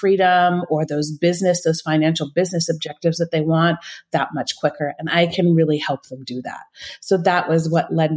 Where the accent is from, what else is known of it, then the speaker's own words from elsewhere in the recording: northern California, United States; moved away as an adult; now in Switzerland; I grew up in the States, in California, the northern part of California